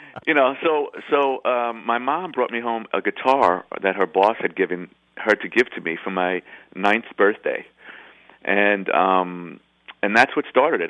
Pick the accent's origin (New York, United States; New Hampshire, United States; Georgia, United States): New York, United States; New York City; I grew up in I grew up in the Bronx, kind of like a Neil Simon, you know, right by Yankee Stadium.